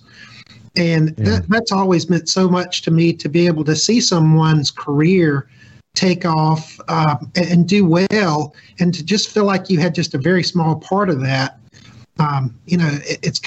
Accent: Jackson, Mississippi, United States; now in Mississippi Gulf Coast, United States; I'm not actually from the coast. I'm from Jackson.

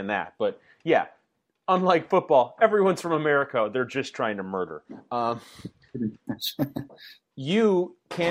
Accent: Westchester, Illinois, United States; moved away as an adult; also born or lived in Oak Park, Illinois / Chicago; 0 to 14 in Westchester.

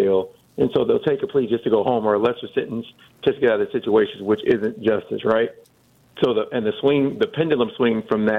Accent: Milwaukee, Wisconsin, United States; I'm from Milwaukee

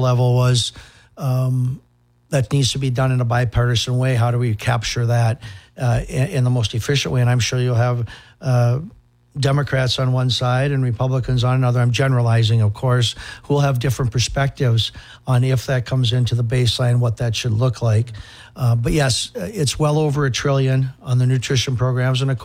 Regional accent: Hutchinson, Minnesota, United States; now in Apple Valley, United States; I was born and raised in Hutchinson. That's where I'm from. I live in Apple Valley, but I'm from Hutch

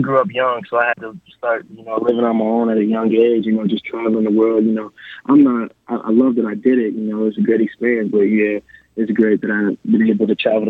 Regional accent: Syracuse, New York, United States; moved away as an adult; now in El Paso, United States; I grew up on the south side of Syracuse and with my father

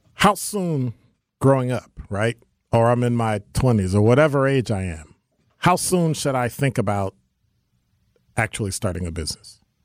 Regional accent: Chicago, Illinois, United States; moved away; I'm from Chicago

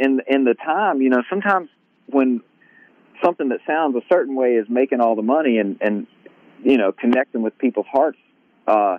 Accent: Grenada, Mississippi, United States; also born or lived in Flowood, Mississippi / Crystal Springs, Mississippi; now in Nashville, United States; I grew up in Grenada

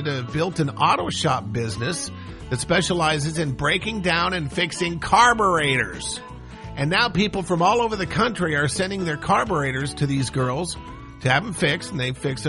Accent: Montana, United States; moved away; also born or lived in Seattle, Washington; I was born in Seattle, but I grew up in Montana.

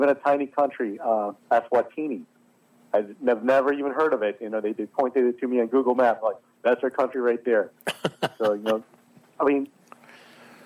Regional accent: Philippines; born or raised there; now in United States

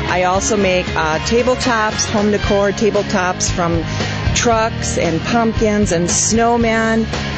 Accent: Iron Ridge, Wisconsin, United States; We're from Iron Ridge

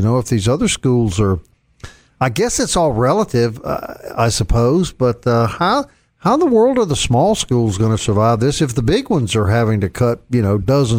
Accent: Virginia, United States; when I grew up in Virginia going to high school

